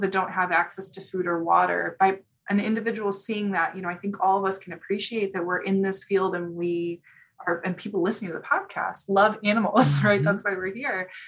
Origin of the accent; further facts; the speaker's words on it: Chicago, Illinois, United States; moved away; also born or lived in Houston; I'm from Chicago, born and raised.